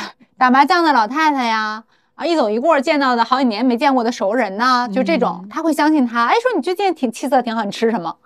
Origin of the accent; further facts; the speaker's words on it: Benxi, Liaoning, China; moved away; 我们老家本溪都是山城